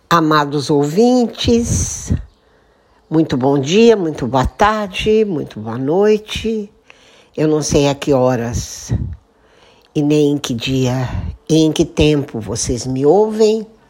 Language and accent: Portuguese; Santa Rita do Passa Quatro, São Paulo, Brazil; moved away as an adult; also born or lived in Osasco; na cidade de Santa Rita do Passa Quatro pois esse é um pedacinho da minha história de vida, de uma infância feliz e de uma adolescência